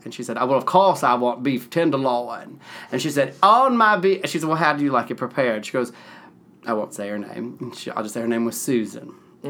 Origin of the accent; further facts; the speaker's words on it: Nashville, Tennessee, United States; Well, it's nothing like when I was a child growing up. It was like a little tiny town dropped in, a big city kind of dropped in a little town